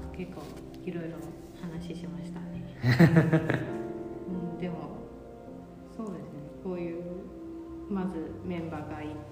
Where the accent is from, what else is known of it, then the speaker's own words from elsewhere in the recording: Taipei, Taiwan; Japanese is a second language; moved away as an adult; now in Kyoto, Japan; 台北出身で、えっと、現在今京都活動して